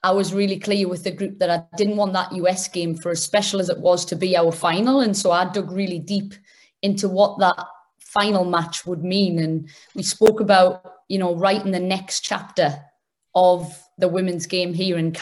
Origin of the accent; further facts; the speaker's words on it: England, United Kingdom; moved away; I grew up in England